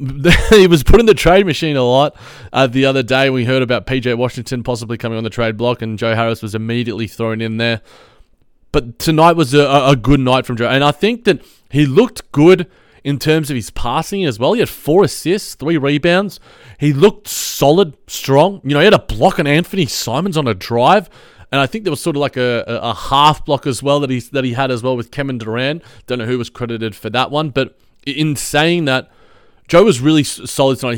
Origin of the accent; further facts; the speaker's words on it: Australia; as an Aussie, as a fellow Aussie